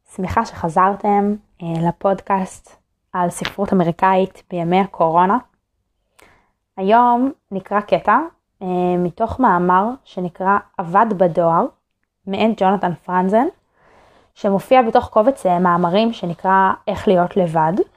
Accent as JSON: {"language": "Hebrew", "country": "Israel"}